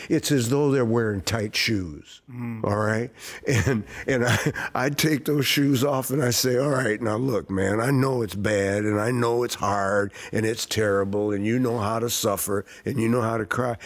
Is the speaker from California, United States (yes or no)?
no; Saint Paul, Minnesota, United States; I grew up uh, right in this area where the theater is